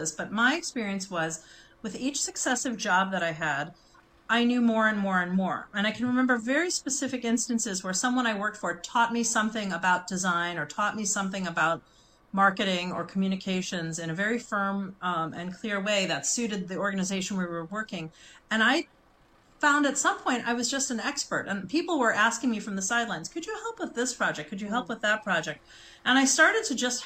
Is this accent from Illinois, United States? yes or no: yes; Chicago, Illinois, United States; I grew up in Chicago